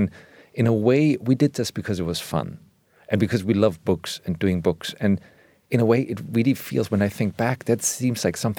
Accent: Germany; English is a second language; not a friend, but it was just like something that's part of my cultural vernacular, even though I grew up in Germany.

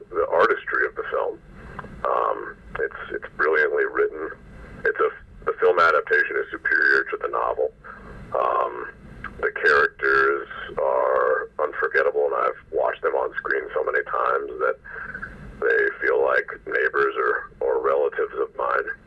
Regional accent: Oregon, United States; so I grew up in Oregon in the shadow of Lewis and Clark

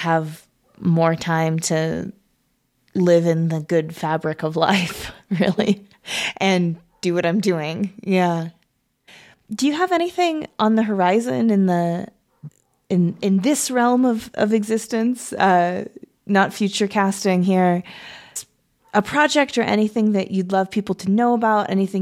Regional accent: Olympia, Washington, United States; also born or lived in Seattle; I grew up in Olympia.

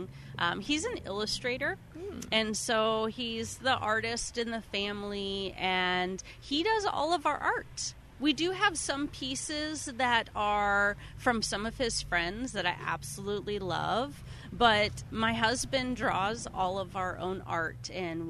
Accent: Chico, California, United States; I grew up in Chico

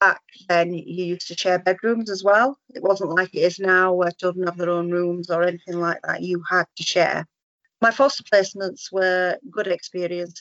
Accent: Yorkshire and the Humber, United Kingdom; moved away as an adult; now in Cornwall, United Kingdom; Originally, we're from Yorkshire, but moved down to Cornwall when Owen was a baby.

